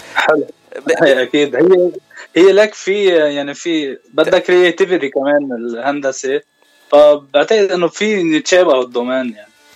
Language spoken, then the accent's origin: Arabic; Zahle, Beqaa, Lebanon; moved away as an adult; now in Ottawa, Canada; أنا من زحلة من لبنان